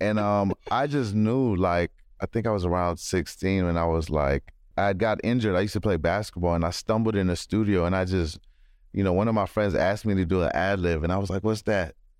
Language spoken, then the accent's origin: English; Maryland, United States; also born or lived in London / Kenya / Los Angeles; I grew up in Maryland